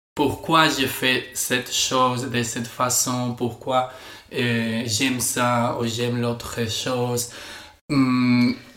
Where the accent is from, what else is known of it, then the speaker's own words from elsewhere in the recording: Spain; French is a second language; je suis espagnol.